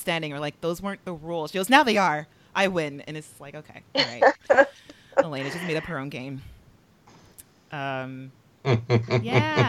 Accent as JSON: {"language": "English", "town": "Los Angeles", "region": "California", "country": "United States", "tie": "born or raised there", "said": "I grew up in Southwest Los Angeles"}